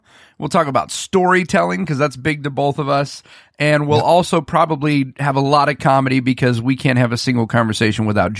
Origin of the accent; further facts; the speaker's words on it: United States; I'm an American and I speak English.